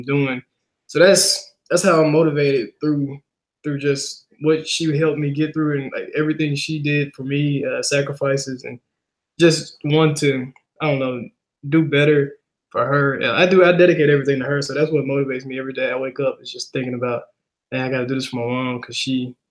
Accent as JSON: {"language": "English", "town": "Helena", "region": "Arkansas", "country": "United States", "tie": "born or raised there", "moved": "yes", "said": "I was born and raised in Helena, Arkansas"}